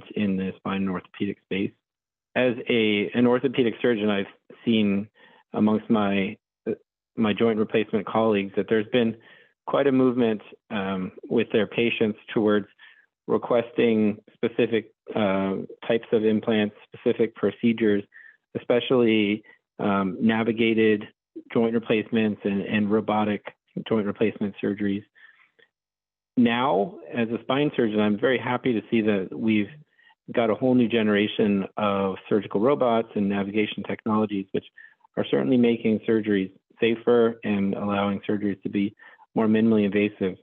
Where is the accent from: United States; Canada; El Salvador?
United States; Florida; also born or lived in Rhode Island; I am born and raised in Florida, and I live in Orlando, Florida